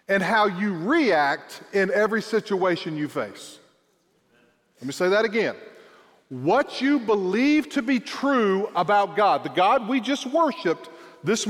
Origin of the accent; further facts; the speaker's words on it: South Georgia, United States; also born or lived in Hoboken, Brantley County, Georgia; I am a South Georgia boy